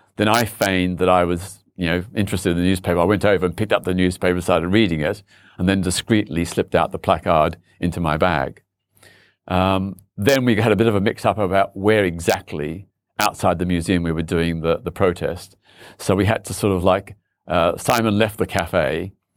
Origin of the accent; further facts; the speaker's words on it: Australia; now in London, United Kingdom; I was born in Australia